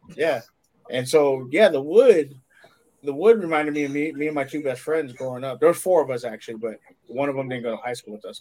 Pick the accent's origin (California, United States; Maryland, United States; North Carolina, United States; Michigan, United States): California, United States; Torrance; I grew up in California and I, I grew up down the street from Inglewood